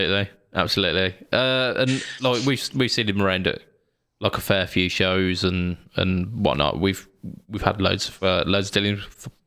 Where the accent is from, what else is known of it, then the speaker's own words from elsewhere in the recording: United Kingdom; we are British.